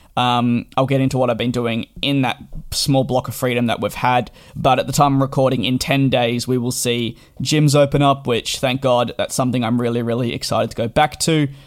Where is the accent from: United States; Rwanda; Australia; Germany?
Australia; moved away as an adult; now in London, United Kingdom; I did grow up in Australia and made the move in July of 2019 to London.